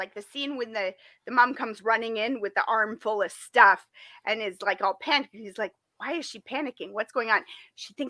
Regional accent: Toronto, Ontario, Canada; Somebody who grew up in the Toronto area

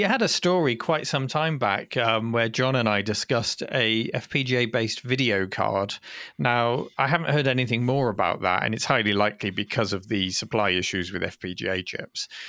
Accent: United Kingdom; we're British

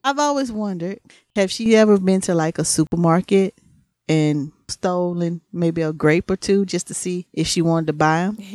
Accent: the South, United States; accent: country; I'm from the South

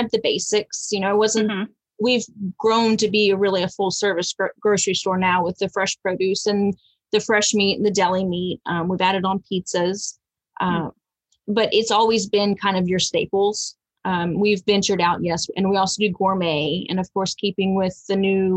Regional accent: Fayetteville, Texas, United States; where I grew up in Fayetteville

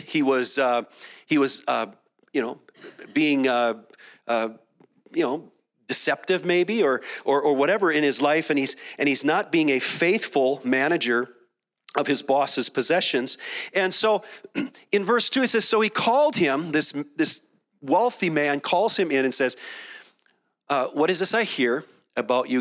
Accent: Minneapolis, Minnesota, United States; moved away; also born or lived in Dallas; I spent a decade in Dallas, and I grew up in Minneapolis

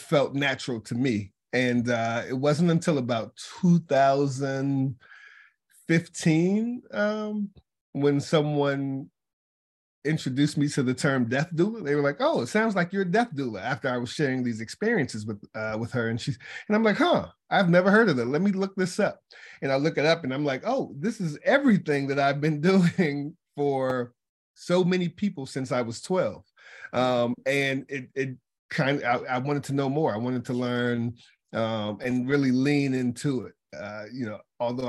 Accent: Charlottesville, Virginia, United States; I'm from Charlottesville, Virginia, and that's where I got started in this whole thing. I was a kid

